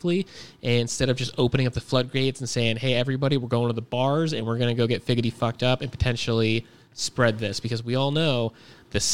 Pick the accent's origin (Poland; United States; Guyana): United States; Sierra Vista, Arizona; I grew up in Sierra Vista.